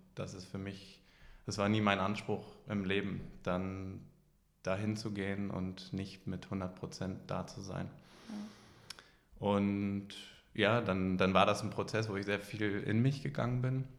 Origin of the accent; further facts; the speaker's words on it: Hamburg, Germany; Ich komme aus Hamburg. Ich bin hier auch geboren